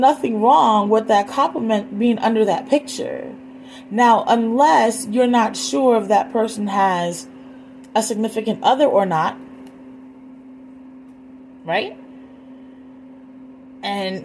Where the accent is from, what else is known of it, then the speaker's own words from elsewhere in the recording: Puerto Rico; moved away; my hometown in Puerto Rico